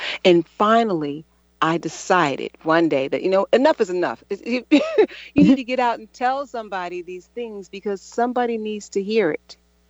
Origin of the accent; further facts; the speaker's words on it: Chicago, Illinois, United States; born there; I was born on the South Side of Chicago, born into poverty, drug addiction